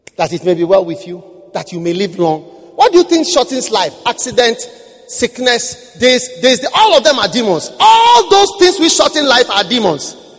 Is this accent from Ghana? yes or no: yes; Ghana; I was from Ghana